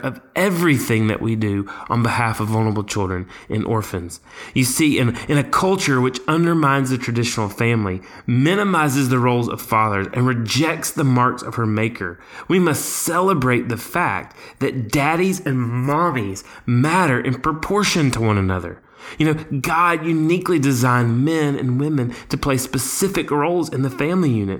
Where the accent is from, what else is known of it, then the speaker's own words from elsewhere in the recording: Alabama, United States; My home state, Alabama